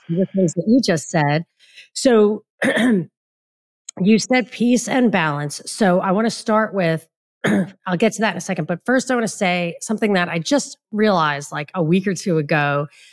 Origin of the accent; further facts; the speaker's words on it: New York, United States; I grew up in New York where it's very humid